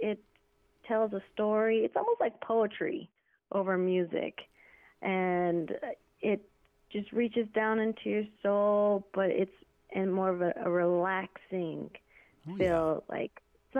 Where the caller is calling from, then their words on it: Las Vegas, Nevada, United States; also born or lived in Oglala Nation, South Dakota; I'm calling in from Las Vegas, Nevada.